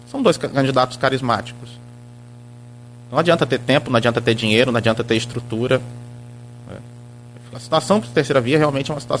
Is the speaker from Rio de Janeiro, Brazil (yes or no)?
yes; Italva, Rio de Janeiro, Brazil